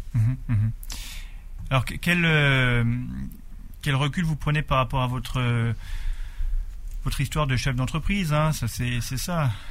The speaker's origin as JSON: {"language": "French", "area": "Alsace", "region": "Grand Est", "country": "France", "said": "chez nous, en Alsace"}